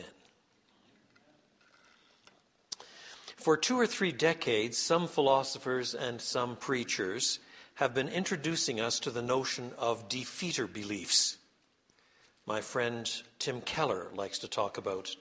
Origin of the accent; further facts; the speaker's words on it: Quebec, Canada; moved away; I was brought up in French Canada